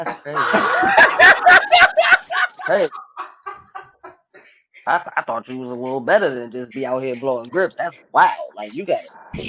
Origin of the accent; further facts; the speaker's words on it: Richmond, United States; I'm from Richmond. And I'm here now.